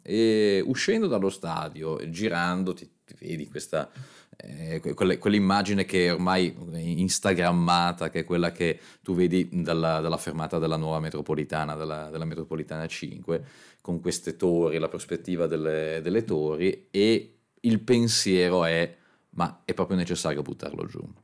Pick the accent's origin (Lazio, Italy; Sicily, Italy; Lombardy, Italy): Lombardy, Italy; Milan; io da, da milanese